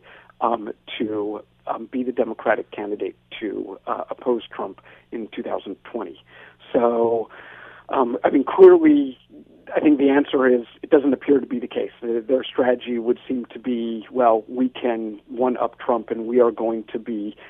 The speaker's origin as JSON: {"language": "English", "country": "United States", "moved": "yes", "lives_now": "Canada", "said": "I'm sitting here as an American in Canada"}